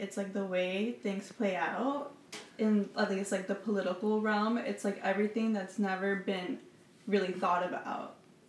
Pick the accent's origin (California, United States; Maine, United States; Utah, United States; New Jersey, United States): New Jersey, United States; Union City; I'm from Union City, New Jersey. I'm 21 years old, going to be 22 in a few weeks. I am currently studying at NYU.